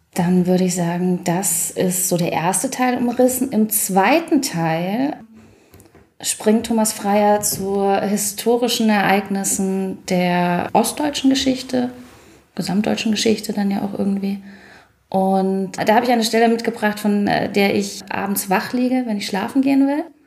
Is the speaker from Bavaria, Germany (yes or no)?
yes; Nuremberg, Bavaria, Germany; ich bin in Nürnberg geboren, auch Anfang der 80er